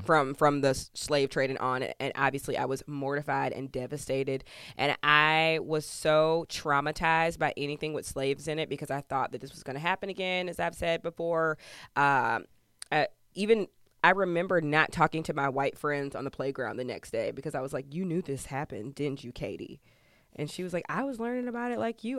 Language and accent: English; Georgia, United States; I'm from Georgia